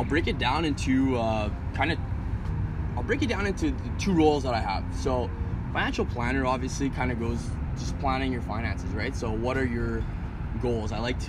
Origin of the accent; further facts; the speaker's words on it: Montreal, Quebec, Canada; also born or lived in Ottawa; I'm born and raised in Montreal, so moved back here to this fair city